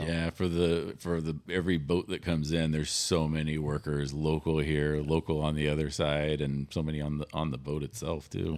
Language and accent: English; Sacramento, California, United States; also born or lived in Hawaii; now in Ventura County, United States; I grew up in Sacramento